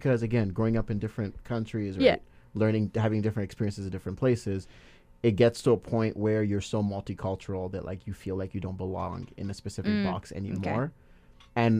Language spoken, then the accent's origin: English; Nigeria; accent: Nigerian; my Nigerian accent, a little bit of it just comes out because I'm trying to level up with the accent they're coming at me